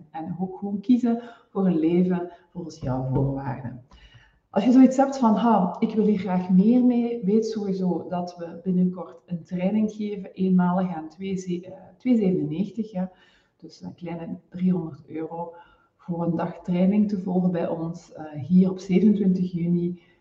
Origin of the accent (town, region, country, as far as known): Flanders, Belgium; now in Netherlands